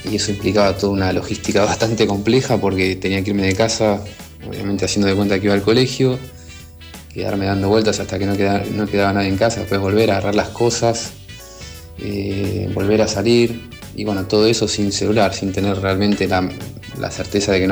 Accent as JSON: {"language": "Spanish", "town": "Mar del Plata", "region": "Buenos Aires Province", "country": "Argentina", "lives_now": "La Plata, Argentina", "said": "pero soy de Mar del Plata y cuando tenía cuatro años, a mí y a mis amigos nos gustaba jugar al ringraje."}